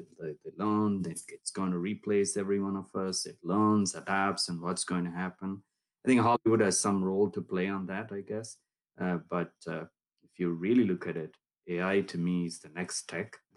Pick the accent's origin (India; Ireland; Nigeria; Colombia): India; Erode, Tamil Nadu; also born or lived in Bangalore; I grew up in South India, place south of Coimbatore called Erode. Pretty small town.